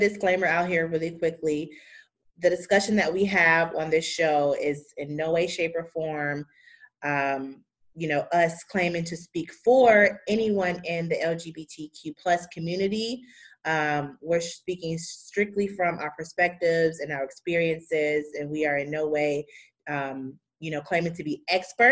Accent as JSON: {"language": "English", "town": "Chicago", "region": "Illinois", "country": "United States", "said": "I'm from Chicago"}